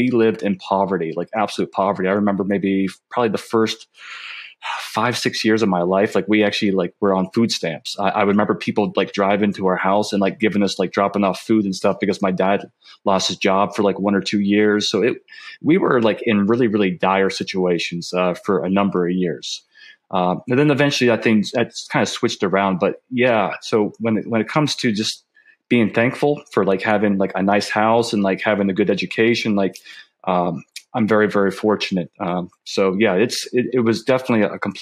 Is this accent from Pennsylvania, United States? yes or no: yes; northern Pennsylvania, United States; I was born in North Pennsylvania, so I was on the Pennsylvania border with New York. We grew up in the sticks